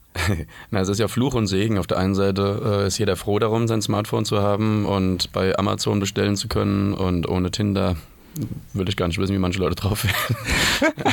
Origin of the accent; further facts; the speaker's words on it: Mainz, Rhineland-Palatinate, Germany; now in Berlin, Germany; ich komme ursprünglich aus Mainz